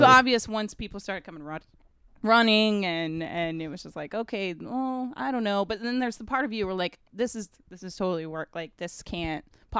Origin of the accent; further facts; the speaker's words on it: Missouri, United States; I grew up in Missouri in a very tiny town in the country